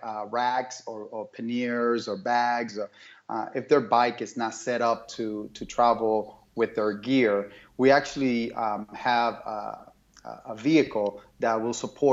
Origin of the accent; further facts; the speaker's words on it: Miami, Florida, United States; moved away as an adult; now in Phoenix, United States; I grew up in Miami